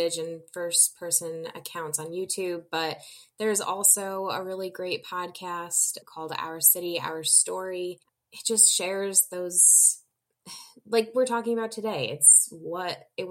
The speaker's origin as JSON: {"language": "English", "region": "New York", "country": "United States", "said": "as a New Yorker"}